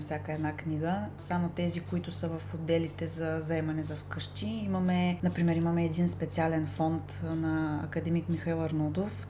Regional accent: Ruse, Ruse Province, Bulgaria; Живея в Русе, родена съм в Русе, цял живот съм живяла тук, не съм живяла никъде другаде

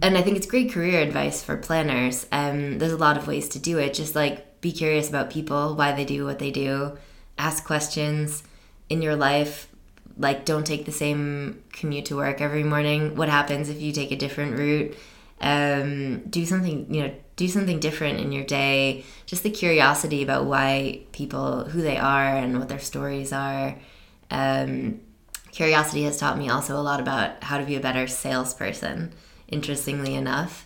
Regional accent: United States; being American

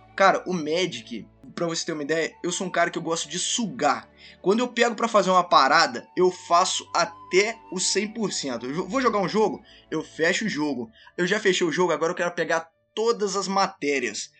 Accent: Minas Gerais, Brazil; also born or lived in Juiz de Fora; sou de Minas Gerais, eu moro em Juiz Fora

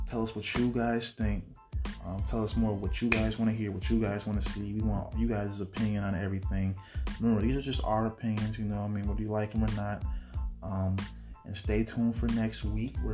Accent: Texas, United States; I'm different. I'm from Texas.

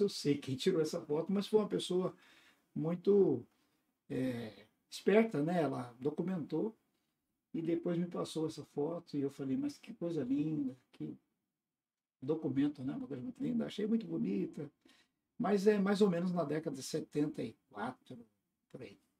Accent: Paraná, Brazil; also born or lived in Tumiritinga, Minas Gerais (birthplace); eu sou de origem do estado do Paraná. Sou do Paraná. Então, claro, meus pais vieram de Minas quando estava iniciando o estado do Paraná, no noroeste do estado. E eu vim quase que nos panos, né? Vim bem novinho. novinho. E aí crescemos infância, adolescência

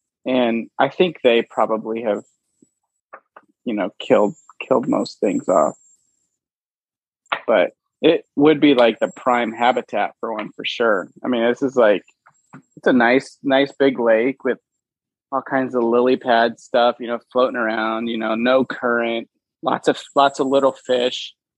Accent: Venezuela; So, born and raised in Venezuela, South America, way South Venezuela.

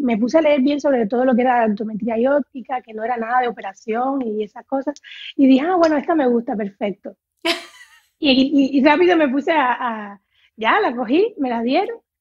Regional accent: Havana, Cuba; moved away as an adult; now in Dominican Republic; yo estudié eh, claramente en La Habana porque soy habanera

